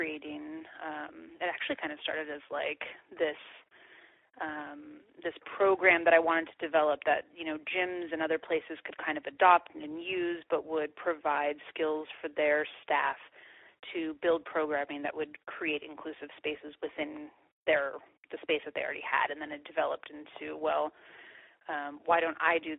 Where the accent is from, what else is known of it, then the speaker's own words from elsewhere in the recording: California, United States; I'm from California